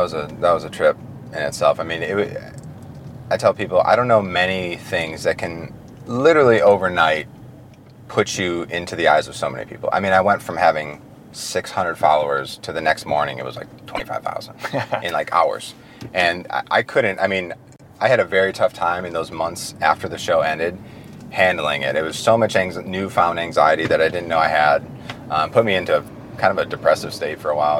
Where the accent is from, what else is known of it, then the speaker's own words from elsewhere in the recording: Detroit, Michigan, United States; I'm from Detroit.